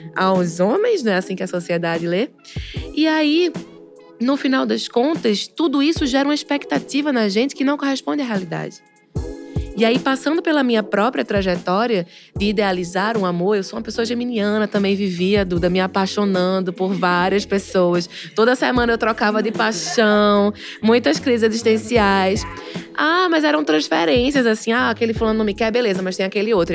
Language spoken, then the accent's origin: Portuguese; sertão do Pajeú, Pernambuco, Brazil; eu sou pernambucana